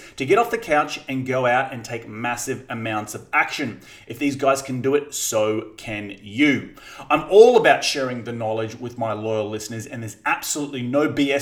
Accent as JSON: {"language": "English", "country": "Australia", "said": "I'm Australian"}